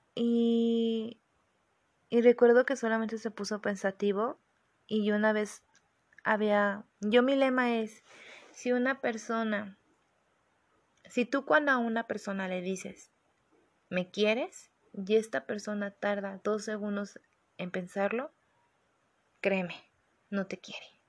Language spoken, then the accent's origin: Spanish; Guadalajara, Jalisco, Mexico; yo soy de Guadalajara